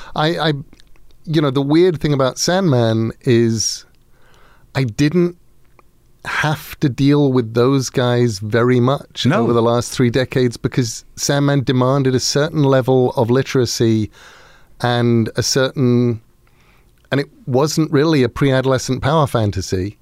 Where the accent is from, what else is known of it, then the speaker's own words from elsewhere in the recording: Sussex, South East England, United Kingdom; Sussex in England.